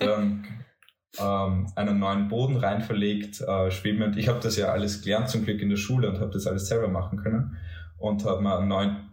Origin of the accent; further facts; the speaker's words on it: Bruck an der Mur, Styria, Austria; now in Graz, Austria; Ich bin kein gebürtiger Grazer, sondern komme aus einem Bergdorf, nämlich Bruck an der Mur